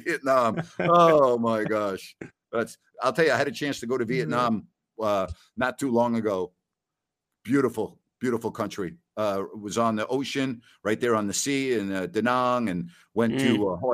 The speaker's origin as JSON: {"language": "English", "town": "Syosset", "region": "New York", "country": "United States", "said": "I'm from Syosset"}